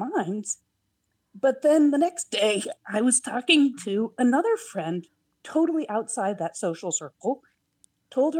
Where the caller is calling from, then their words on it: Portland, Oregon, United States; I'm calling from Portland, Oregon.